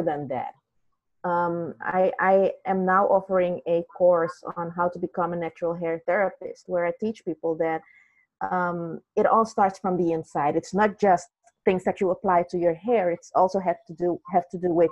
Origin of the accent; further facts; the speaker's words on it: Netherlands; also born or lived in Suriname; now in Belgium; I grew up in the Netherlands